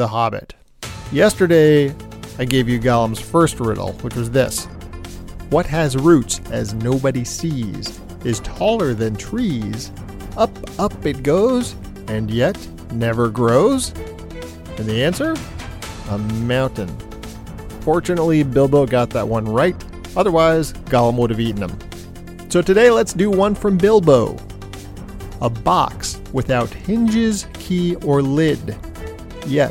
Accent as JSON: {"language": "English", "region": "New York", "country": "United States", "said": "I'm from New York"}